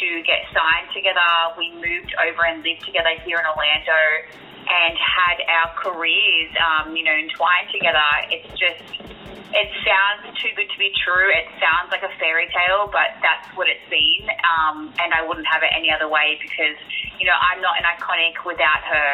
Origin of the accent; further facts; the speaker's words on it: Sydney, New South Wales, Australia; moved away as an adult; I was born and raised in Sydney, Australia, out in Campbelltown in the western suburbs.